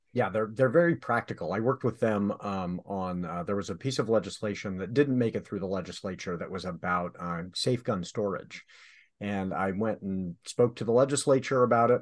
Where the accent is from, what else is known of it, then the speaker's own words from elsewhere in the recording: Southern California, United States; moved away; I grew up in Southern California where drive-bys were a thing